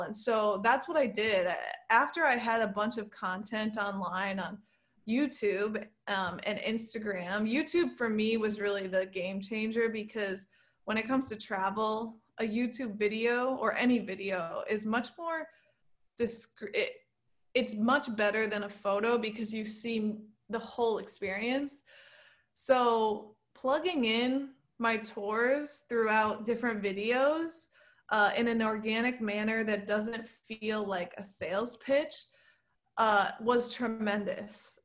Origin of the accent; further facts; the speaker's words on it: Saratoga Springs, New York, United States; now in New York City, United States; I grew up in a town three hours from New York City called Saratoga Springs, and then I moved to New York City when I was eighteen